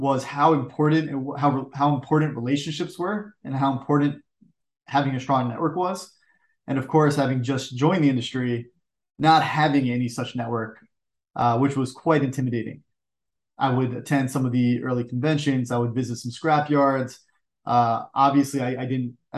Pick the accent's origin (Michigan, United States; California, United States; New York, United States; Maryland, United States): New York, United States; I'm born and raised in New York. So I've been on the East Coast my entire life